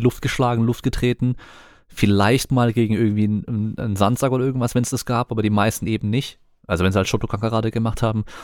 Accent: Germany; bei uns in Deutschland

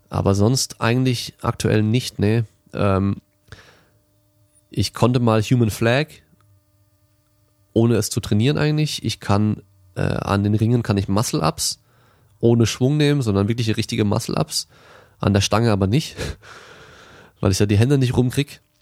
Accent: Germany; also born or lived in France; und ich bin auch in Frankreich geboren, bin aber komplett in Deutschland aufgewachsen.

